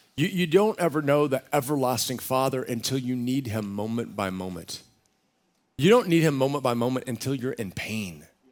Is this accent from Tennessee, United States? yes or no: no; Central Texas, United States; now in San Diego, United States; I grew up in Central Texas